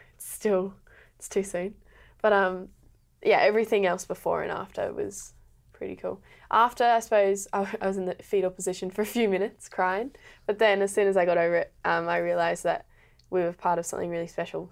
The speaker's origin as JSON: {"language": "English", "town": "Brisbane", "region": "Queensland", "country": "Australia", "tie": "born or raised there", "moved": "as an adult", "lives_now": "Melbourne, Australia", "said": "I've lived in Brisbane for twenty years in, like, a thirty-five kilometre radius"}